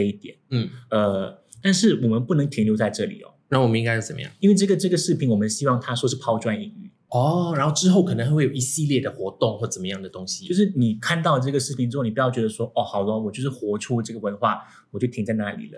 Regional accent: Singapore

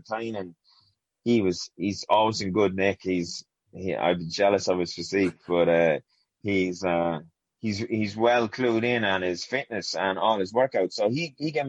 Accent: Portarlington, Laois, Ireland; So I'm from County Leash, Portarlington, County Leash. I grew up in a small council estate here in Ports.

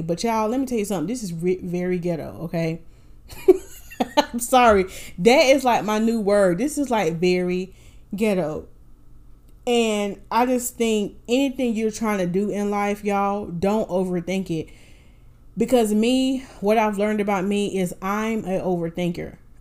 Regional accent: Winston-Salem, North Carolina, United States; now in Raleigh, United States; I am originally from Winston-Salem, North Carolina

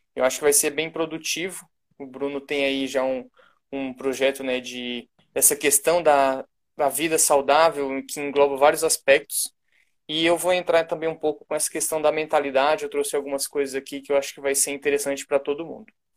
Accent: Brasília, Federal District, Brazil; also born or lived in Goiânia; eu sou de Brasília

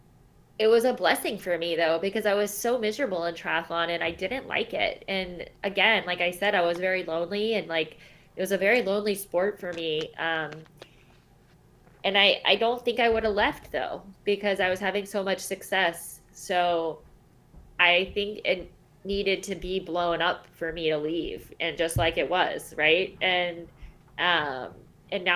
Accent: Charleston, South Carolina, United States; I'm from Charleston, South Carolina

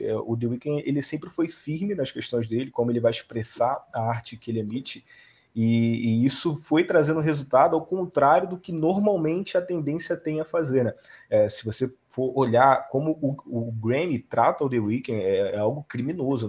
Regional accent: Rio de Janeiro, Brazil; Eu sou do Rio de Janeiro

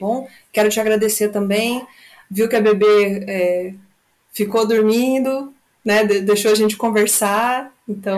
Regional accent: Brazil; nós brasileiros

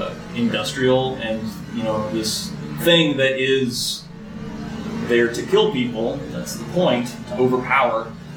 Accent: Raleigh, North Carolina, United States; also born or lived in Lancaster, South Carolina; I was born in Lancaster, South Carolina. I moved to Raleigh.

